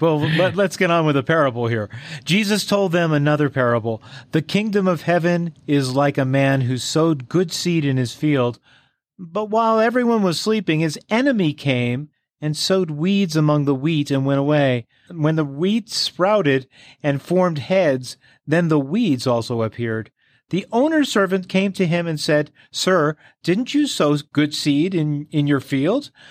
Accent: Long Island, New York, United States; where I grew up in Long Island, New York

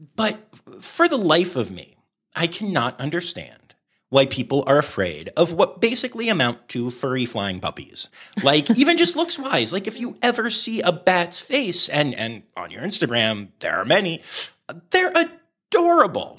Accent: Harrisburg, Pennsylvania, United States; also born or lived in Philadelphia, Pennsylvania; I grew up in the Harrisburg area, and I live down by Philly now.

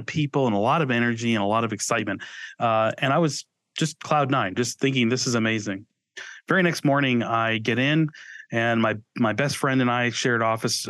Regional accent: New England, United States; moved away as an adult; also born or lived in Boston area; now in Austin, United States; Growing up in New England

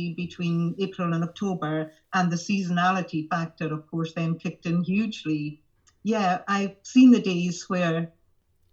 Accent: Skye, Scotland, United Kingdom; also born or lived in Aberdeen; When I grew up in Skye, I decided that I would definitely need to go away to the mainland.

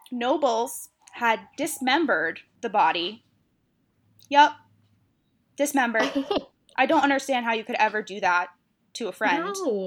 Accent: Whitman, Massachusetts, United States; Which is, yes, my hometown. A small town in South Shore, Mass, where no one knows.

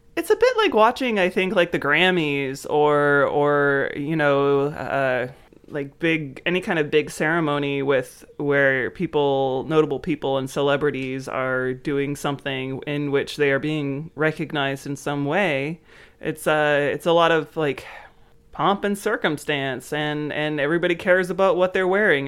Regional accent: United States; growing up in the United States

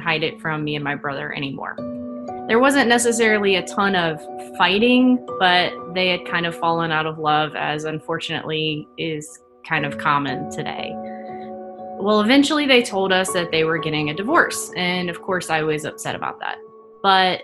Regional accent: Rustburg, Virginia, United States; also born or lived in Snellville, Georgia; I was born just outside of Atlanta in a suburb called Snellville. My family moved to the Concord and Rustburg area when I was 8, and I've kind of been bouncing around the Lynchburg area since then

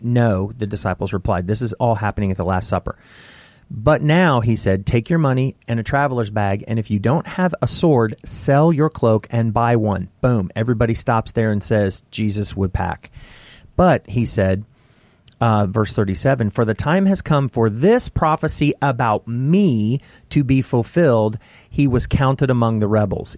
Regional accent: United States; my right as an American citizen

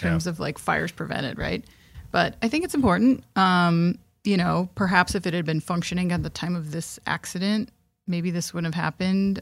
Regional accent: Midwest, United States; we're from the Midwest and we drive in ice and snow and we're used to it.

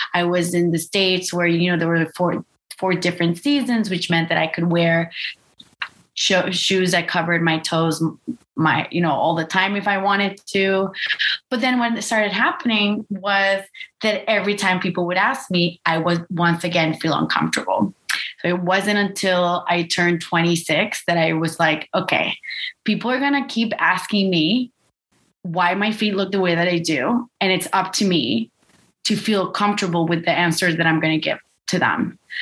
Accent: Costa Rica; I grew up in Costa Rica

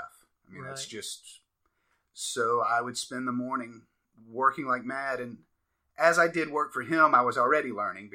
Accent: Atlanta, Georgia, United States; moved away as an adult; also born or lived in Pennsylvania; now in Greenville, United States; I'm from Atlanta

